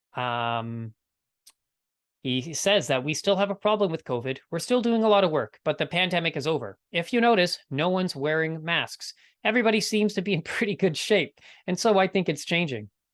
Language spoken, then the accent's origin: English; Winnipeg, Manitoba, Canada; my hometown, this is from Winnipeg, Manitoba.